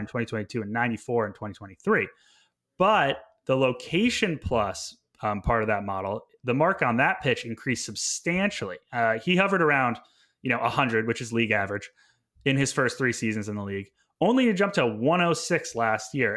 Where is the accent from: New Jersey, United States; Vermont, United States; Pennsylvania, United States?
Vermont, United States; moved away as an adult; also born or lived in Montreal, Canada / British Columbia, Canada; I went to McGill University in Montreal, Quebec after growing up in Vermont